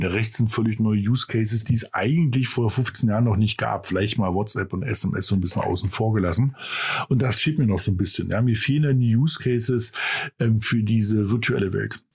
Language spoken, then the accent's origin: German; Germany